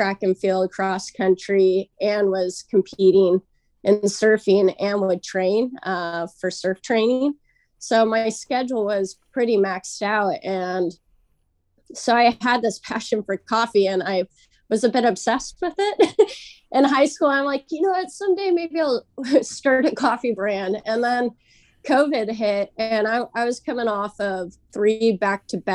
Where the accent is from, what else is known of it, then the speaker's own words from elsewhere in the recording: Santa Ana, California, United States; I born and raised Santa Ana